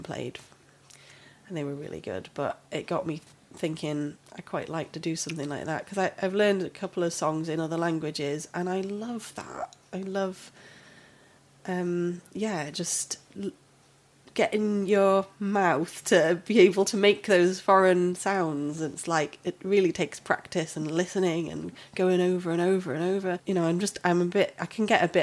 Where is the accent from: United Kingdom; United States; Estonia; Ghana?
United Kingdom; Ramsbottom, North West England; moved away as an adult; now in Swansea, United Kingdom; I'm from up north, a little place called Ramsbottom, up in Lancashire. It's sort of near Bury and Bolton. However, I have actually lived in Swansea for longer than I lived up there now